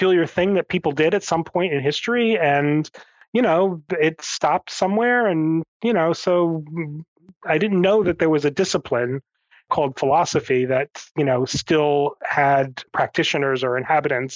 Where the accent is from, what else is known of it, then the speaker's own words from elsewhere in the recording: Northern New Jersey, United States; I grew up in a suburb of New York City in New Jersey. So I grew up in Northern Jersey